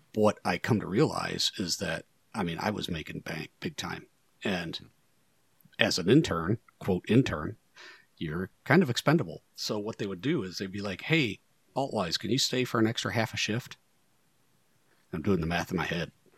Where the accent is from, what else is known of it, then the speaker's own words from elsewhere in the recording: Northwest Ohio, United States; Northwest Ohio kid, edge of the Rust Belt